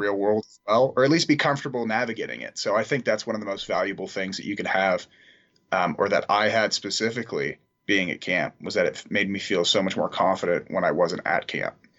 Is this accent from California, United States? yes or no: yes; San Marino, California, United States; I'm from San Marino, California, so right next to Pasadena